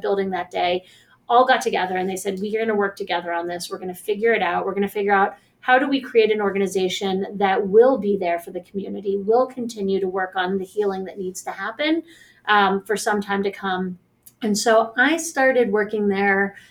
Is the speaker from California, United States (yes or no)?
no; Pittsburgh, Pennsylvania, United States; I work at the JCC in Squirrel Hill, which um, is also where I'm from in Squirrel Hill. Um, I grew up in Pittsburgh